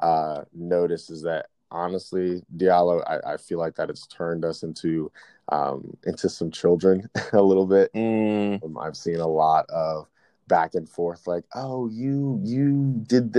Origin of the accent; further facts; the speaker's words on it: New Jersey, United States; moved away as an adult; now in Virginia, United States; I'm originally from New Jersey